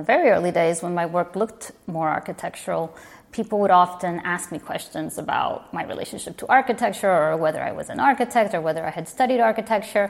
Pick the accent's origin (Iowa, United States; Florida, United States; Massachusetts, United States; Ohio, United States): Florida, United States; Miami; moved away as an adult; also born or lived in Virginia; now in New York, United States; my hometown